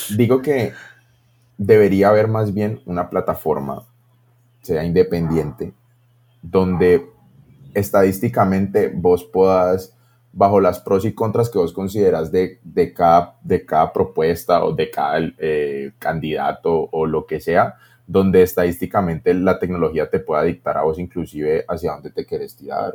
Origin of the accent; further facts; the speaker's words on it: Colombia; todos somos aquí colombianos